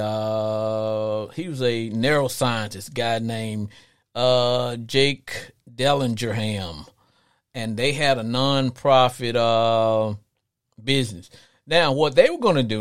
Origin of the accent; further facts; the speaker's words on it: Arkansas, United States; growing up in Arkansas